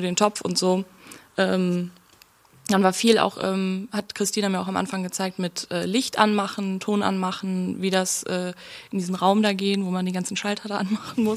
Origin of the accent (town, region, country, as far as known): Oberhausen, North Rhine-Westphalia, Germany; born or raised there; moved away as an adult; also born or lived in Duisburg; now in Berlin, Germany